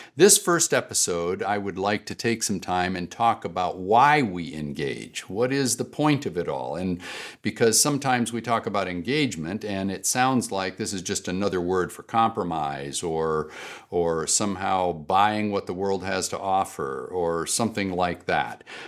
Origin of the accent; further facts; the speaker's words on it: United States; I am an American